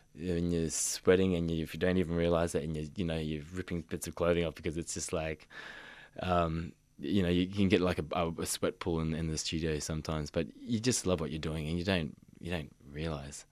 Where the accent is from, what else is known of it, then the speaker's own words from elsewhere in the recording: Mission Beach, Queensland, Australia; moved away; growing up in Mission Beach, I did feel isolated from my people